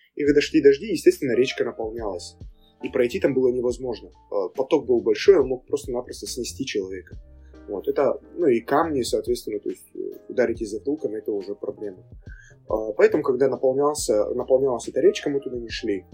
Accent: Makhachkala, Dagestan, Russia; Родился и вырос в Махачкале

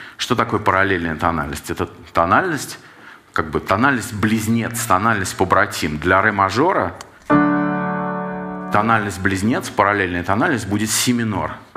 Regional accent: Saint Petersburg, Russia; как человек питерский

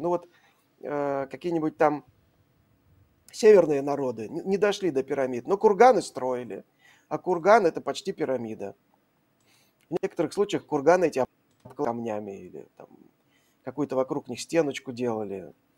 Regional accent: Saint Petersburg, Russia; я вот из Петербурга

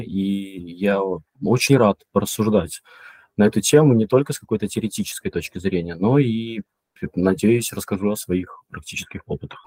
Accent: Mogilev Region, Belarus; moved away as an adult; also born or lived in Minsk, Belarus; now in Poland; Я родом из Беларуси, вообще из маленького городка Могилевской области. Долго жил в Минске, сейчас я, я живу в Польше

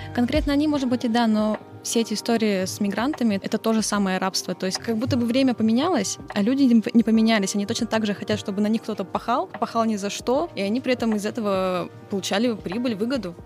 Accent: Yekaterinburg, Sverdlovsk Oblast, Russia; я выросла на Уралмаше, мы часто были на Белой башне

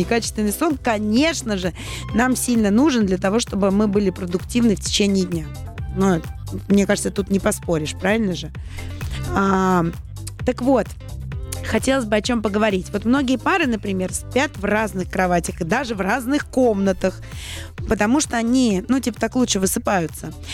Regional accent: Saint Petersburg, Russia; moved away; в моем родном городе Санкт-Петербурге

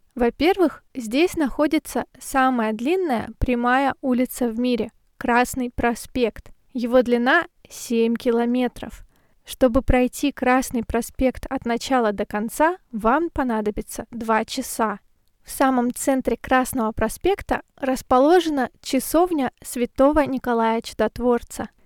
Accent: Novosibirsk, Novosibirsk Oblast, Russia; now in Saint Petersburg, Russia; Я родилась в Сибири, в городе Новосибирск

